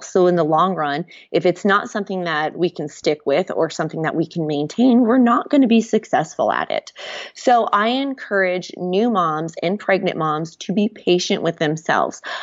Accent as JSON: {"language": "English", "region": "Nebraska", "country": "United States", "moved": "as an adult", "lives_now": "Waco, United States", "said": "I've lived in Waco for about the last nine years. We're originally from Nebraska"}